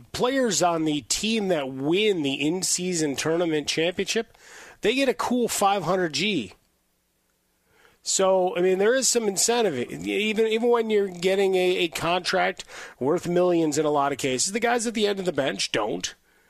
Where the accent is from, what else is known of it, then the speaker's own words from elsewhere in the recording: Chicago, Illinois, United States; It's like when I was growing up in Chicago.